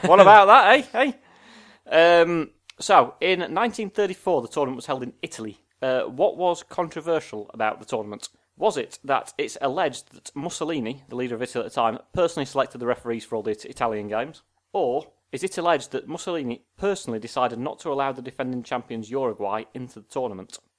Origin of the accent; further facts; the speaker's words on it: Sheffield, Yorkshire and the Humber, United Kingdom; I'm from Sheffield